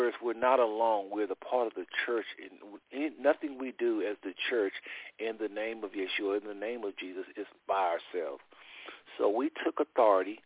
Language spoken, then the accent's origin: English; Texas, United States; moved away as an adult; also born or lived in Ohio; I was from Texas, CLC and all of that, and then I moved to Ohio, and I came back